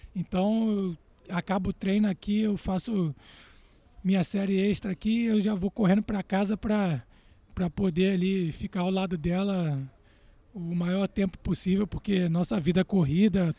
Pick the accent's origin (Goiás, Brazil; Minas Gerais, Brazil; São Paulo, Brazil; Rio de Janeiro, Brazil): Rio de Janeiro, Brazil; Rio de Janeiro. Exatamente. Cidade onde eu nasci e que eu mais gosto realmente.